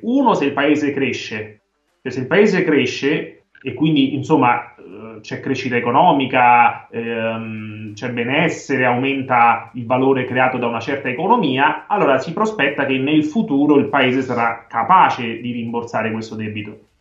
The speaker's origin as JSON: {"language": "Italian", "country": "Italy", "said": "io da italiano"}